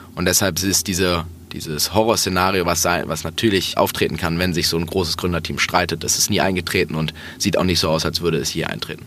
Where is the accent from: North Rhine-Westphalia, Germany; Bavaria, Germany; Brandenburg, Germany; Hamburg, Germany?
Hamburg, Germany; Ich bin in Hamburg aufgewachsen